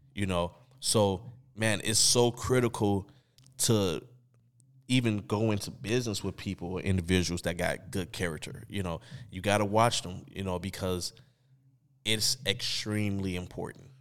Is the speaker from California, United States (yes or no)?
no; Chicago, Illinois, United States; we growing up in Chicago, and at this time, we in high school